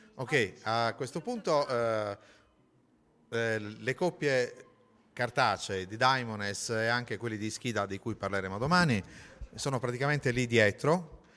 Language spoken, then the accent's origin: Italian; Sardinia, Italy; siamo sardi